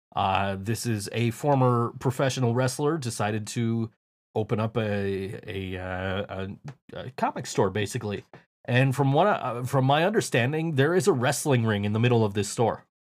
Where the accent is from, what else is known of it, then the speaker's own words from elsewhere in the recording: United States; I am the American guy that nobody likes.